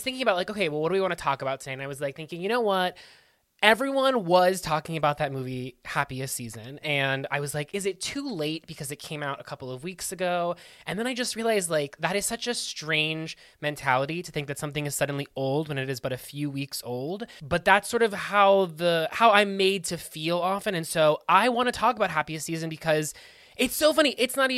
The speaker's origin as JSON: {"language": "English", "town": "Pittsburgh", "region": "Pennsylvania", "country": "United States", "tie": "born or raised there", "said": "my hometown, Pittsburgh"}